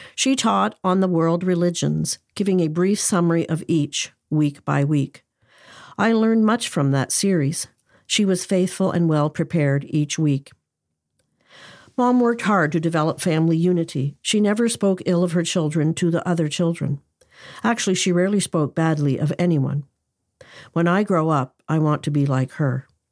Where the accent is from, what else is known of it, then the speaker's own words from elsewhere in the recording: Cornwall, Ontario, Canada; Cornwall, Ontario, Canada, my hometown.